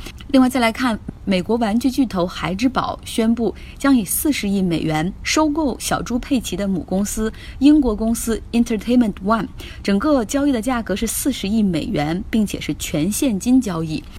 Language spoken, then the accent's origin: Chinese; China; 那我们中国人如果用水果来比喻，大家觉得什么更好